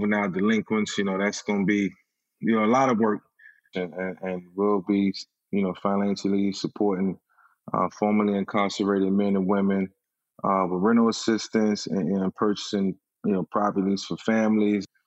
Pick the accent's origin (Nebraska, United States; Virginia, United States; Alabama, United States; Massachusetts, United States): Virginia, United States; Virginia, my hometown